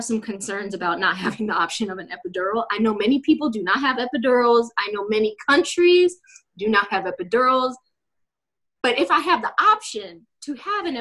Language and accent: English; Greece; I wasn't born in Ethiopia. I was actually born, I was born in Greece.